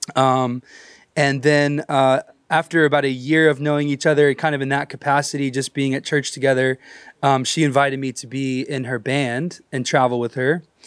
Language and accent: English; Texas, United States; I was raised in church in Texas